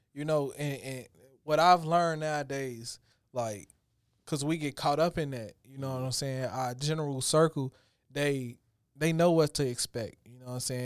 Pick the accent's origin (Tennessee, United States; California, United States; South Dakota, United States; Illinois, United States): Illinois, United States; Chicago; growing up in Chicago